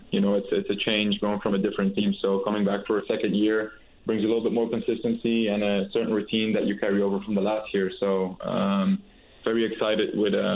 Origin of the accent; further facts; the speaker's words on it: Belgium; moved away as an adult; also born or lived in Morocco; now in United States; I got to see my mom's side of the family where I grew up as well in Belgium